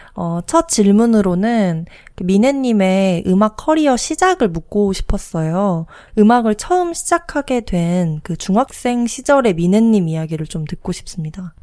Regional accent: Jeju, South Korea; 저희가 나고 자란 제주

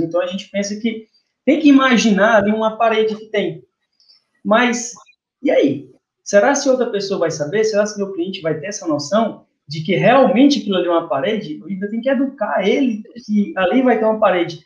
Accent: Teresina, Piauí, Brazil; eu sou daqui de Teresina, Piauí

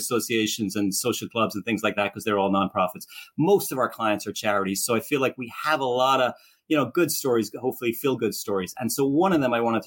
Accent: Ireland; moved away as an adult; now in Philadelphia, United States; I'm originally from Ireland. I came here in the late 1980s

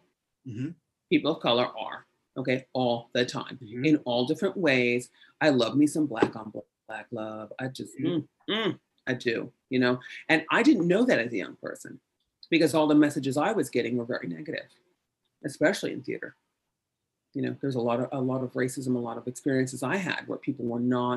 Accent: United States; we're American

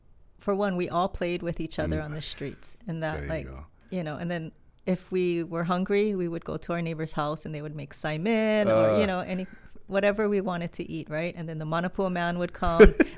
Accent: Waimanalo, Hawaii, United States; You know, I really liked Waimanalo. Yeah. I still do.

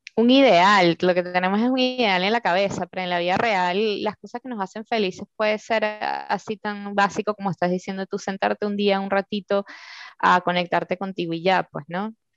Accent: Venezuela; moved away; las personas que vivimos en Venezuela, y hablo mucho de ellos porque, bueno, vengo de ahí

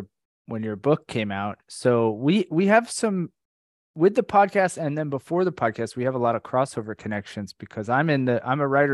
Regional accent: Orlando, Florida, United States; moved away as an adult; also born or lived in New York; So Abby and I grew up in Orlando, Florida.

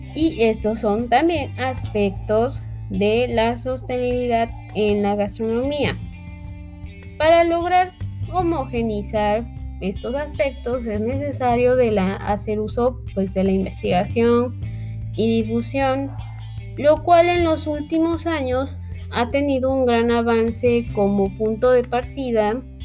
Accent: Mexico; todos los que somos mexicanos

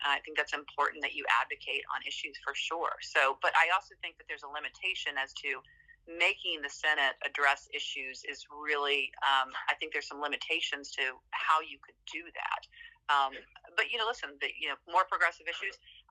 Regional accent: Hampton Roads, Virginia, United States; I'm from Hampton Roads, the second largest voting block in Virginia

